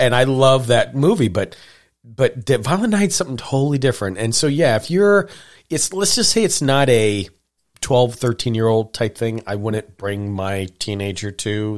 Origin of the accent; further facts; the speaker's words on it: Montana, United States; I grew up in Montana